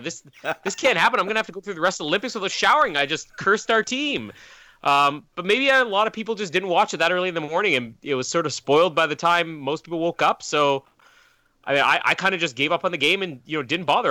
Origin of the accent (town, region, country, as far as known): Canada